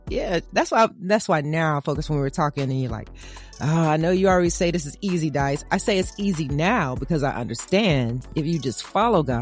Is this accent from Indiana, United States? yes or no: yes; Evansville, Indiana, United States; I was raised in Evansville, Indiana